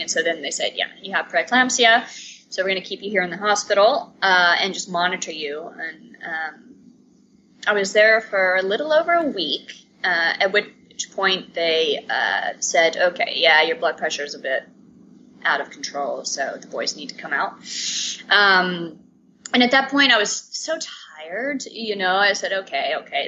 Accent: Atlanta, Georgia, United States; moved away as an adult; now in Amsterdam, Netherlands; I am originally from Atlanta. Um, my mom is Cuban. My dad's American. So I grew up in a bicultural family.

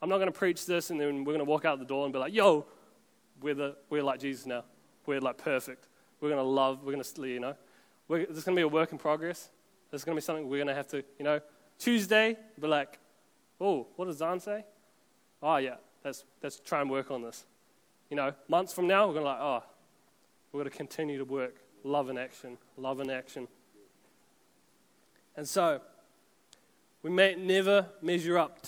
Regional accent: Auckland, New Zealand; we're all from Auckland anyway

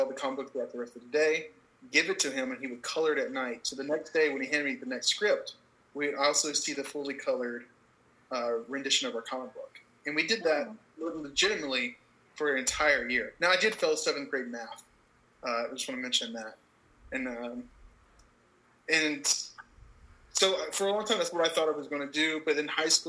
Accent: Georgia, United States; moved away; I'm from Georgia originally.

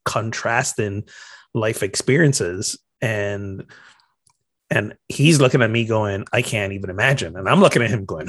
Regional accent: Barbados; now in United States; Meanwhile, I'm from Barbados, and this is now in the U.S. At that time, it was like the third place in the U.S. I'm living.

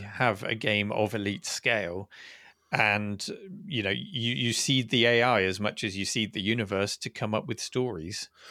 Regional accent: United Kingdom; as a Brit

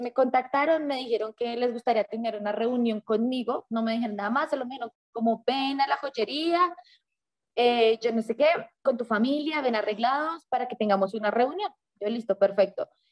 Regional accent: Bogotá, Colombia; Yo estudié en un colegio que queda frente al río Bogotá

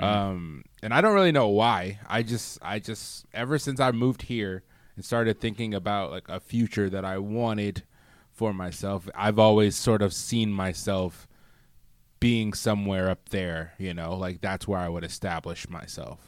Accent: Michigan, United States; moved away as an adult; I grew up in the Midwest. I grew up in Michigan

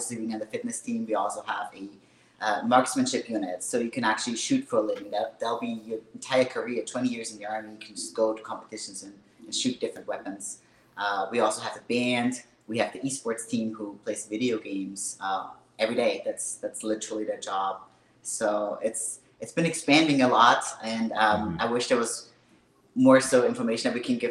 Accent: Austria; English is a second language; moved away as an adult; also born or lived in Hawaii; now in Kentucky, United States; I was actually born and raised in Austria. Spent 19 years of my life there.

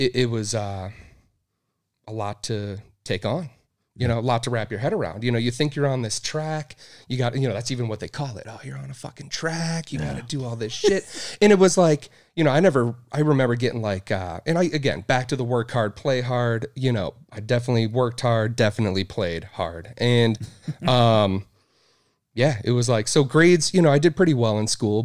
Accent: Madison, Wisconsin, United States; moved away as an adult; now in Boise, United States; I grew up in Madison, Wisconsin

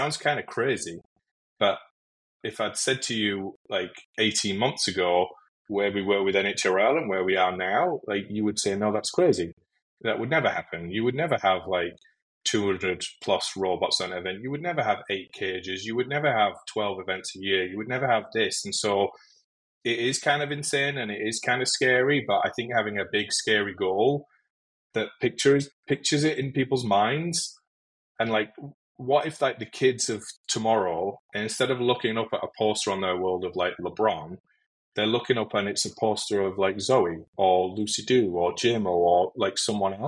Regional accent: United Kingdom; moved away as an adult; now in United States; to me as a Brit when I first moved to the US

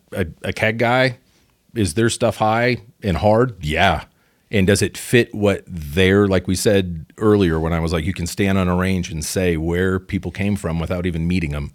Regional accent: Pacific Northwest, United States; moved away; also born or lived in Chicago; I'm from the Pacific Northwest originally

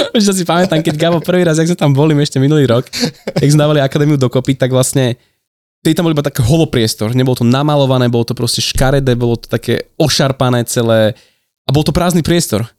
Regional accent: Slovakia; also born or lived in Roatán

